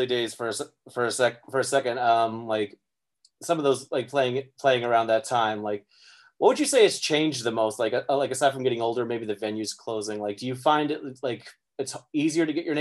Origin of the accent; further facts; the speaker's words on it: Midwest, United States; I grew up in the Midwest